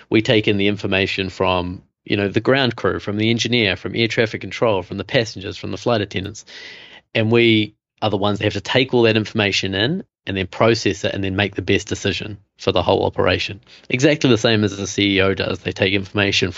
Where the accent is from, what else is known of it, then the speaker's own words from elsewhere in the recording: New Zealand; moved away as an adult; also born or lived in Costa Rica / Germany / Namibia; now in New York, United States; I have this funny accent. So I'm from New Zealand.